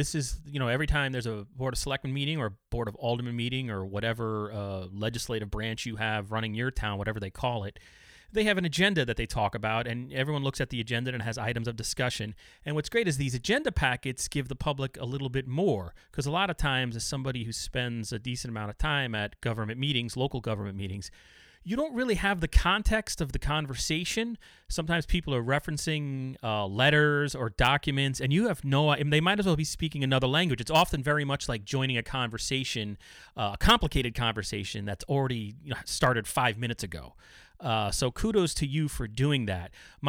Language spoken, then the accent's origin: English; Somers, New York, United States; moved away; I grew up in Somers, New York, which is now, I couldn't afford to live there in 1,000 years now, but growing up, it was sort of blue collarish.